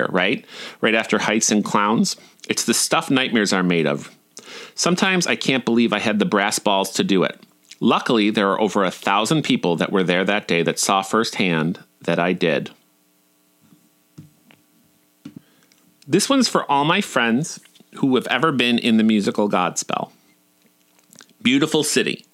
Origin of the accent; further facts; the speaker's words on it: Buffalo, New York, United States; moved away; also born or lived in Orlando; my hometown